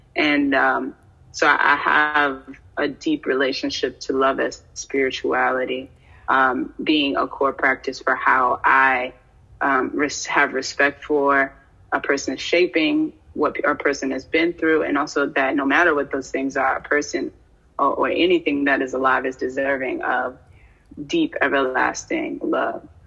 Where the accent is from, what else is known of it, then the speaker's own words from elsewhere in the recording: Washington, District of Columbia, United States; also born or lived in New York; now in Detroit, United States; I was born in uh, the DMV and raised between New York and the DC area.